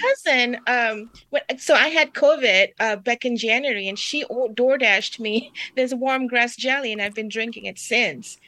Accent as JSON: {"language": "English", "country": "Singapore", "moved": "yes", "said": "I'm from Singapore"}